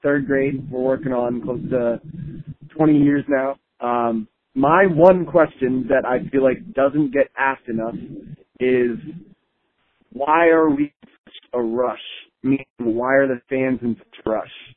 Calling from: Pennsylvania, United States; I'm calling from Pennsylvania.

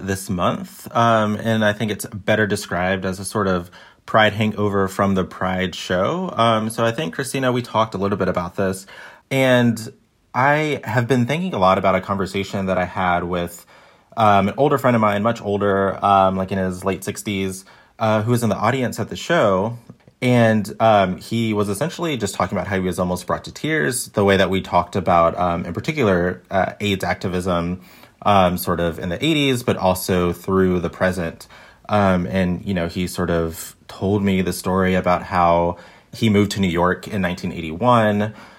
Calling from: Sydney, New South Wales, Australia; I'm calling in from Sydney, Australia

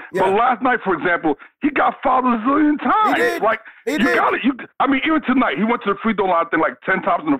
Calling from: Brooklyn, New York, United States; from Brooklyn

